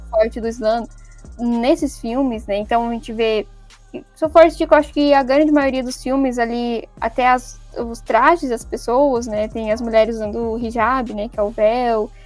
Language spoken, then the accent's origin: Portuguese; Brazil